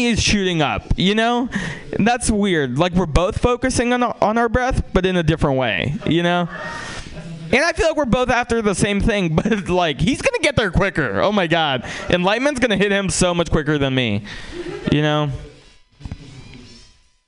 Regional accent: San Francisco, California, United States; also born or lived in Russia; I grew up in San Francisco

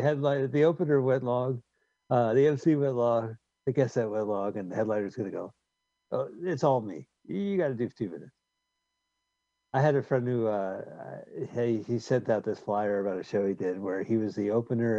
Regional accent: California, United States; I'm from California.

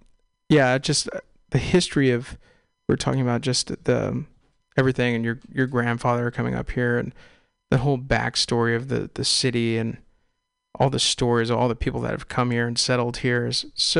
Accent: East Bay, California, United States; moved away as an adult; also born or lived in San Luis Obispo; now in San Francisco, United States; I'm an East Bay kid

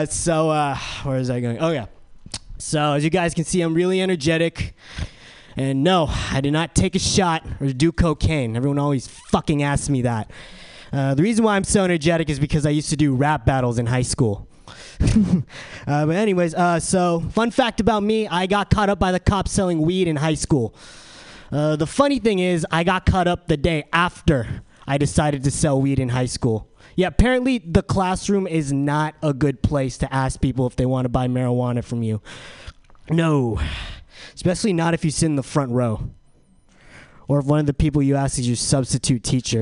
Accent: San Diego, California, United States; now in San Francisco, United States; I'm from San Diego.

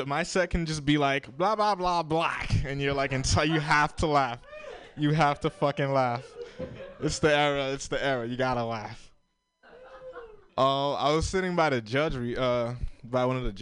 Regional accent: Florida, United States; moved away; I grew up in Florida. I'm Haitian

